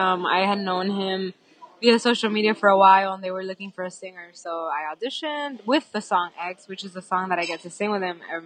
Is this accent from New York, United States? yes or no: yes; New York City, New York, United States; I'm from New York, I'm from the Bronx, and being in my hometown